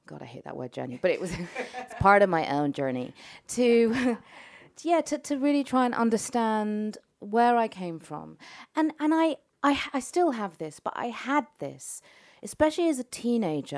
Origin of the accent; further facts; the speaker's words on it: London, United Kingdom; moved away; also born or lived in Tehran, Iran; I'm not Iranian, I'm not English, but I'm a Londoner